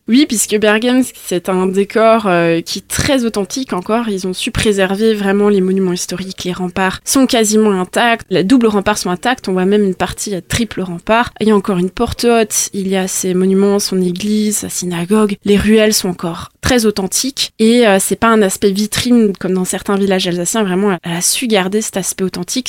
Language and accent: French; Bergheim, Grand Est, France; now in Munster valley, France; je suis originaire de Bergheim, même si aujourd'hui j'habite la vallée de Münster.